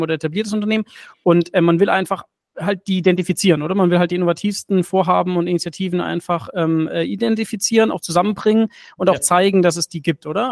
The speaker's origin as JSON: {"language": "German", "town": "Stuttgart", "region": "Baden-Württemberg", "country": "Germany", "said": "ich bin ja Stuttgarter und, und ja. ich war fürs Studium weg"}